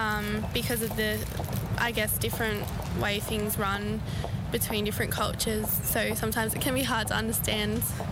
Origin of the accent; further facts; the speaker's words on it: Australia; my mom's heritage is from Ireland, so got the best of both worlds. And I was born in Australia